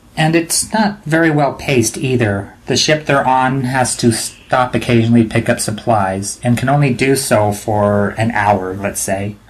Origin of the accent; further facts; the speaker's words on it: United States; being American